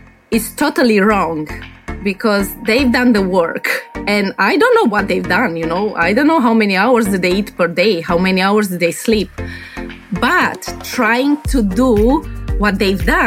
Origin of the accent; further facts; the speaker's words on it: Romania; English is a second language; moved away as an adult; also born or lived in New Zealand; now in Brisbane, Australia; originally I'm from Romania